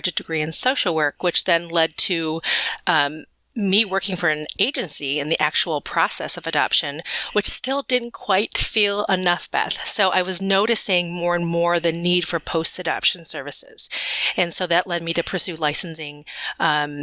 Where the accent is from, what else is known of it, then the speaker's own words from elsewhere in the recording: Midwest, United States; I was adopted as an infant, transracially and internationally into a family into the Midwest